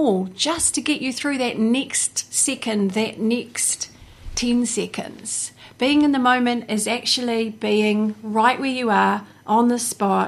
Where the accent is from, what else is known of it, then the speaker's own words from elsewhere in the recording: Hawke's Bay, New Zealand; also born or lived in Taupo, New Zealand; I grew up in pretty much from the time I was three. I've been here